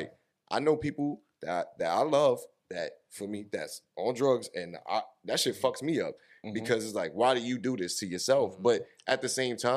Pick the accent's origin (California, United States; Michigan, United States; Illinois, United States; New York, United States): New York, United States; we grew up in New York